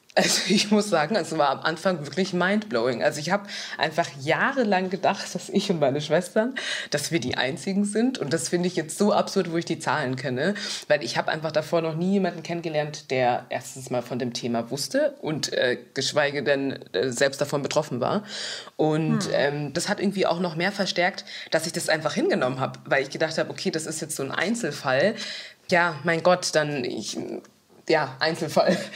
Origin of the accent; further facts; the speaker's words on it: Munich, Bavaria, Germany; ich komme aus München und nicht aus Düsseldorf